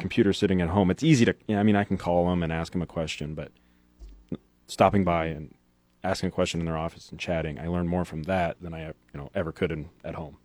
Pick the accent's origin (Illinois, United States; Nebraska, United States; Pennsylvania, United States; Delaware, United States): Nebraska, United States; Hastings; moved away as an adult; also born or lived in Lincoln, Nebraska; I'm actually from Hastings